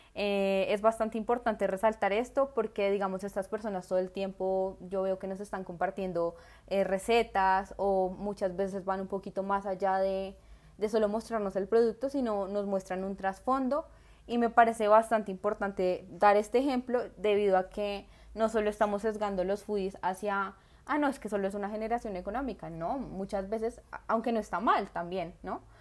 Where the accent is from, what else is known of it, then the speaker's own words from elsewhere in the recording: Colombia; yo no elegí ser colombiana